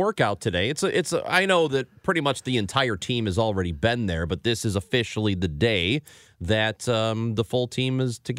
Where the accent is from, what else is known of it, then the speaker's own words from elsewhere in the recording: Illinois, United States; growing up in Illinois